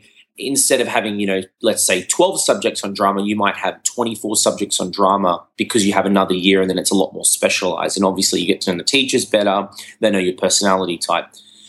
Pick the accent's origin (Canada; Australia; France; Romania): Australia; Brisbane, Queensland; So mum's from Australia. Dad's from Sri Lanka, and then I was born in Australia.